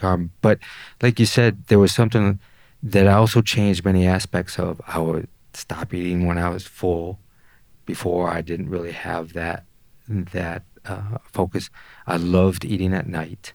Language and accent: English; Detroit, Michigan, United States; I grew up in Detroit